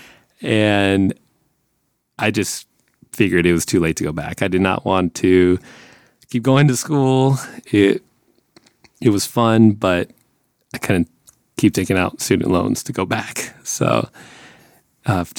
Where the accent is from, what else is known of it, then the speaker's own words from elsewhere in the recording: between San Francisco and LA, California, United States; moved away as an adult; we're kind of close to San Francisco, we're my hometown area, basically it's between here